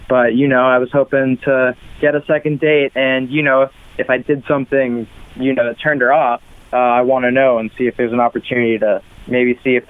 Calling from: Kettering, Ohio, United States; I'm calling from Kettering.

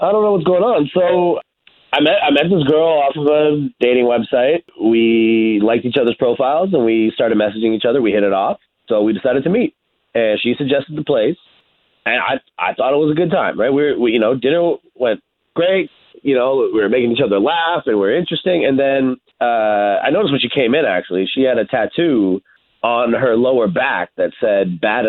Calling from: Windermere, Florida, United States; I'm calling from Windermere.

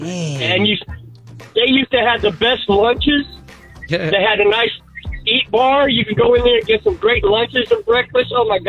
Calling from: Bithlow, Florida, United States; from Bithlow.

